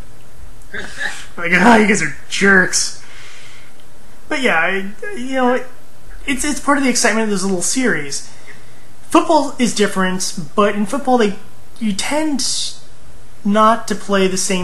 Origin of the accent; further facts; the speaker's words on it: California, United States; moved away as an adult; I'm from California